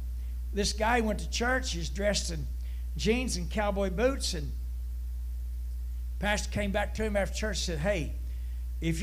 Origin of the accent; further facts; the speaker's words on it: Huntington, West Virginia, United States; I grew up in Huntington